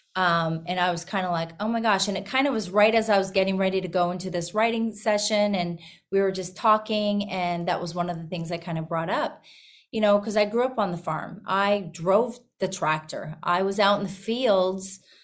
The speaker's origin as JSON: {"language": "English", "town": "Vauxhall", "region": "Alberta", "country": "Canada", "tie": "born or raised there", "moved": "as an adult", "lives_now": "Nashville, United States", "said": "I was actually born and raised in Canada"}